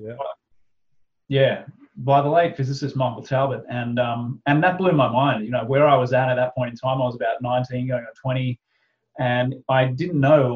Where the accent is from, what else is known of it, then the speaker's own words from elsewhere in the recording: Australia; pretty much like a fairly standard Aussie family